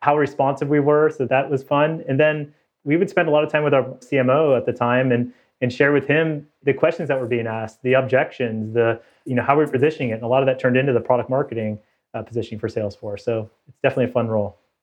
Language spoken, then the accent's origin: English; Bay Area, California, United States; moved away as an adult; also born or lived in Davis, California / Toronto, Canada; I grew up in the Bay Area